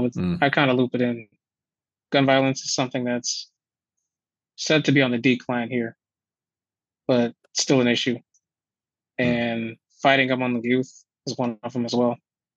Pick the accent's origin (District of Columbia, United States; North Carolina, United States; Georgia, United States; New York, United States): New York, United States; Buffalo; Two-parent household. I grew up in the inner city, and I moved into a more suburban area, slightly more suburban area as I aged.